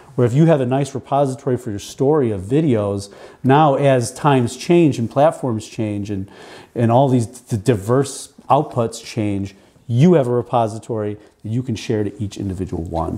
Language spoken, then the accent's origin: English; Buffalo, New York, United States; I grew up here in Buffalo, and then I did uh, college at Canisius here in Buffalo